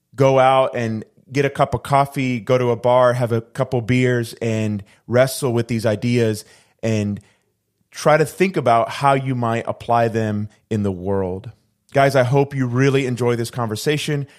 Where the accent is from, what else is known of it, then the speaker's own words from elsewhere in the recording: Puerto Rico; I'm originally from the island of Puerto Rico